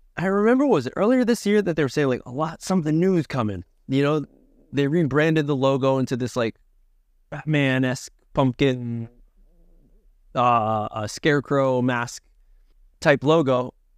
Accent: Connecticut, United States; moved away; I'm a fellow, uh, nutmegger from the tri-state area. I'm from Connecticut originally

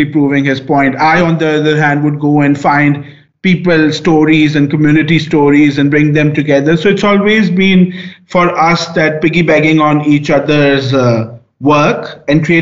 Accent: Pakistan; I'm coming from Pakistan

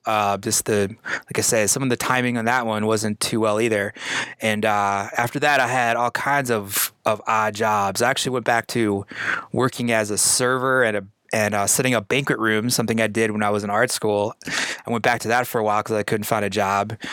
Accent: Iowa, United States; moved away as an adult; also born or lived in Denver, Colorado; I'm born in the Midwest. I grew up in Iowa. Uh, I moved to Denver, Colorado in 1999 to go to art school

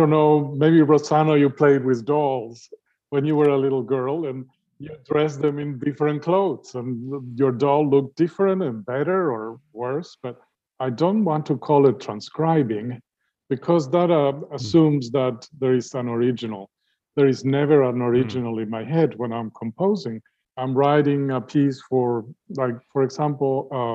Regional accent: Uruguay; moved away as an adult; also born or lived in Vienna, Austria; now in United States; all the music I grew up with in Uruguay

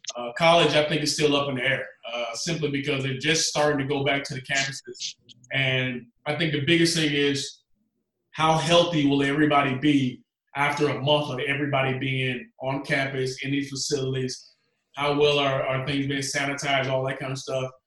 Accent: Georgia, United States; I'm a Georgia boy, so I grew up in Georgia

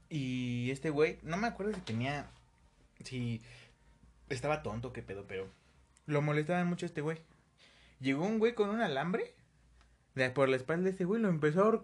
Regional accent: Los Reyes La Paz, State of Mexico, Mexico; Orgullosamente de. De los Reyes La Paz. Estado de México.

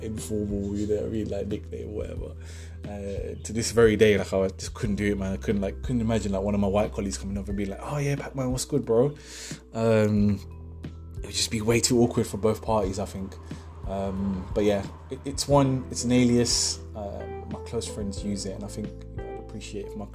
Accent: Pakistan; I'm from Pakistan

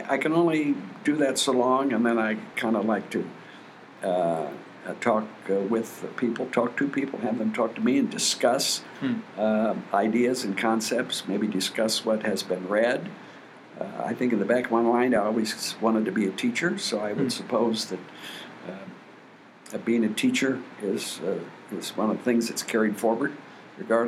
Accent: Bloomington, Illinois, United States; I grew up right here in Bloomington Normal

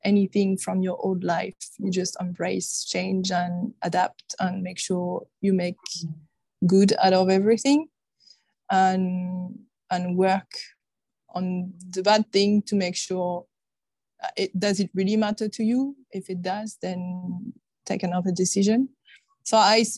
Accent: France; English is a second language; moved away as an adult; So I'm originally from France, you can probably hear

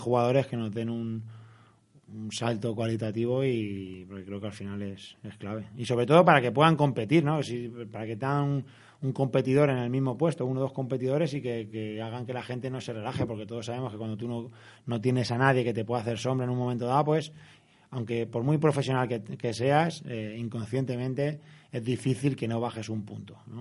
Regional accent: Madrid, Community of Madrid, Spain; soy de Vallecas, he sido del Rayo toda la vida

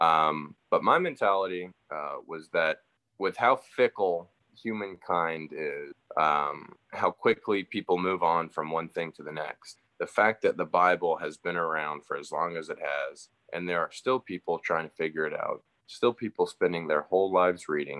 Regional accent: Roswell, Georgia, United States; growing up in Roswell in the South

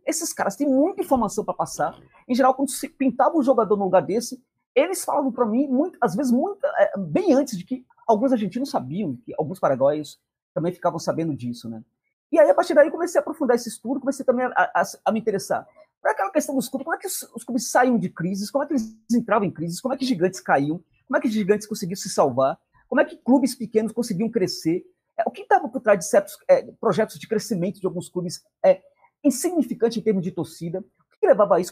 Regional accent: Brazil; eu era brasileiro

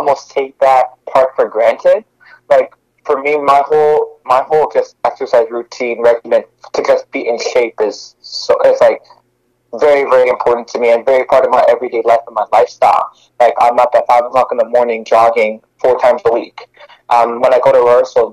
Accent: Montreal, Quebec, Canada; now in Toronto, Canada; I'm originally from Montreal, but right now I'm based in Toronto, Canada.

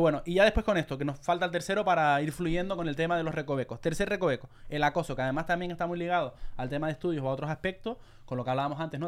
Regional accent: Canary Islands, Spain; yo soy de Canarias, soy más animado

